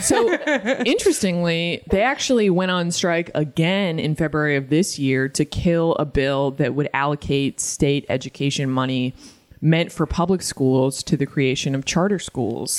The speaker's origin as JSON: {"language": "English", "region": "Massachusetts", "country": "United States", "said": "I'm trash from Massachusetts"}